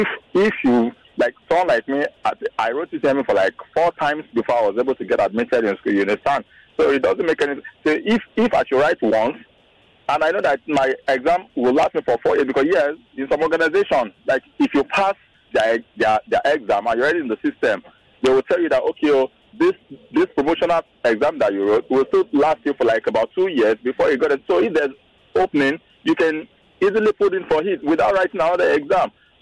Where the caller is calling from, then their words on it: Lagos, Nigeria; I'm calling from Lekki.